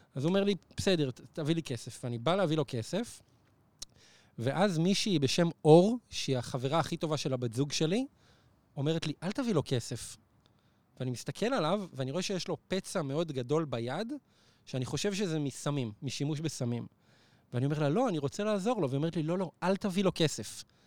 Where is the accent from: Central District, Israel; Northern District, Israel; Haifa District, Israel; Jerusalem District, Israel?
Central District, Israel; Neve Monosson; זה בנווה מונוסון, שזה היישוב שגדלתי בו